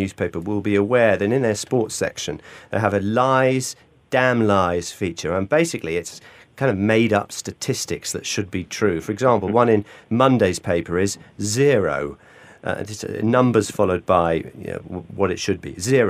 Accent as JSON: {"language": "English", "region": "England", "country": "United Kingdom", "said": "we English"}